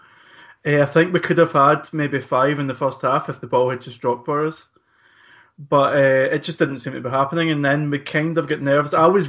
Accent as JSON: {"language": "English", "town": "Glasgow", "region": "Scotland", "country": "United Kingdom", "tie": "born or raised there", "said": "I can remember walking from the Barras. I don't know why I've got this memory in my head. I was walking from the Barras as a small child, and the Skull Cup final was on, and Celtic were in it"}